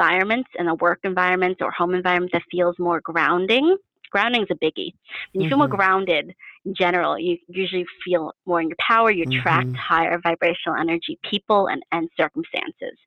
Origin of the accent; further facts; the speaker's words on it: New York City, New York, United States; I grew up in New York City.